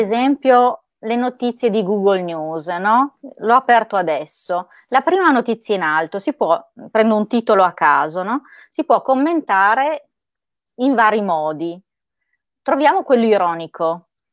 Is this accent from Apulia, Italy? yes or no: no; Parma, Emilia-Romagna, Italy; io sono di Parma